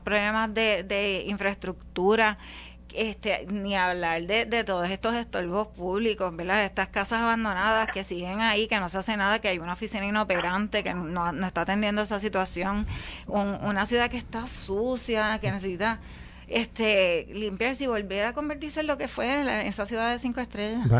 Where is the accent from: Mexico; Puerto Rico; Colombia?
Puerto Rico; Guaynabo; Yo soy guaynabeña, toda mi vida no he vivido en ningún otro sitio que no sea Guaynabo.